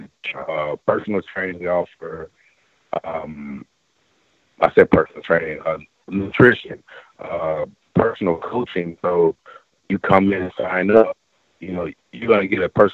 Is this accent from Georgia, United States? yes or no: yes; right outside of Atlanta, Georgia, United States; I'm from Georgia, right outside of Atlanta